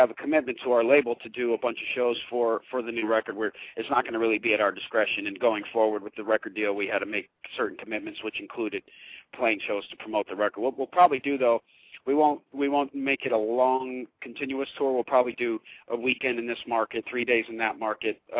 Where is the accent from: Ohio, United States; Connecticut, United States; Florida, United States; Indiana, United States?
Connecticut, United States; I'm from Connecticut, so any reason I get to go out east